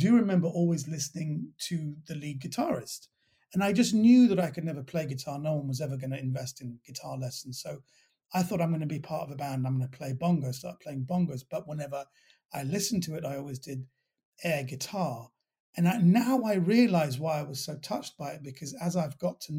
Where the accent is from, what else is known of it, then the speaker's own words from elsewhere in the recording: London, United Kingdom; accent: well-brought-up West Londoner; I was raised in Kensington